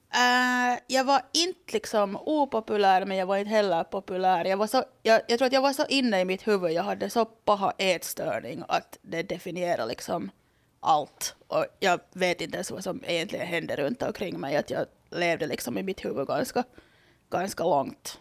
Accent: Loviisa, Uusimaa, Finland; moved away as an adult; now in Porvoo, Finland; det är då min hemby

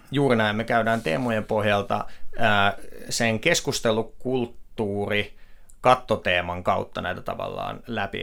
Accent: Myrskylä, Uusimaa, Finland; moved away as an adult; also born or lived in Helsinki; minä olen myrskyläläinen mies kotoisin sieltä Lasse Virenin kotipitäjästä ja sen jälkeen, kun sieltä lähdin Helsinkiin

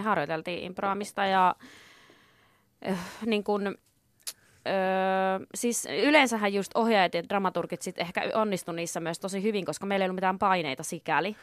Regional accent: Kontiolahti, North Karelia, Finland; also born or lived in Joensuu; mä asuin Joensuussa tota, mm, seitsemän ekaa eka vuottani ja sen mm. jälkeen asuin Kontiolahdessa. Siinä se on semmoinen Joensuun vieruskunta.

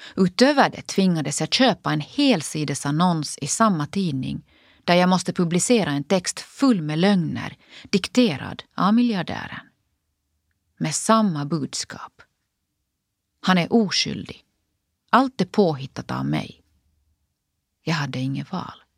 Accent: Finland; moved away as an adult; also born or lived in United States; jag både studerar och jobbar på heltid hemma i Finland.

